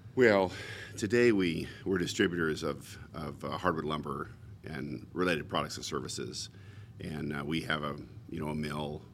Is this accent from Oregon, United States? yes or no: yes; Portland, Oregon, United States; I was born in Portland.